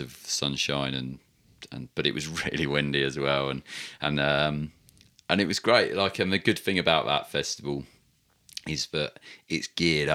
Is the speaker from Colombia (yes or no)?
no; England, United Kingdom; we're English